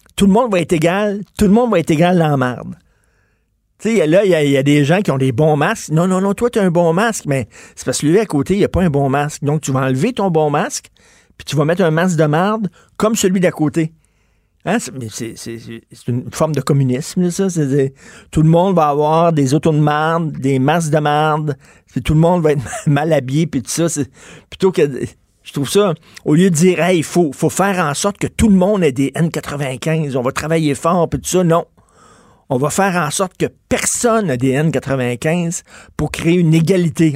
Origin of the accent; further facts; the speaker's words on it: Canada; on est Canadien